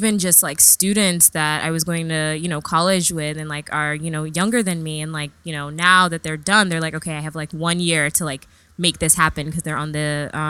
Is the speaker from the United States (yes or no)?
yes; New York, United States; also born or lived in England; Right. So I was born in England. {S2} Yes. {S1} And then moved to New York when I was baby.